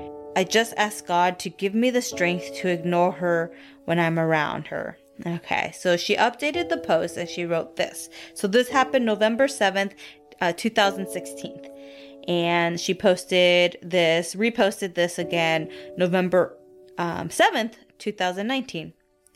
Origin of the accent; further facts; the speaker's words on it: Colombia; now in Kansas, United States; when I say I'm from Colombia, they are eager to learn more about my country and how I ended up here.